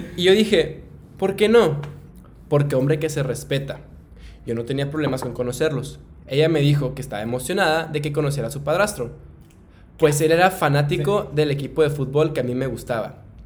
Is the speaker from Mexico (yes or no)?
yes; Mexico; que soy mexicano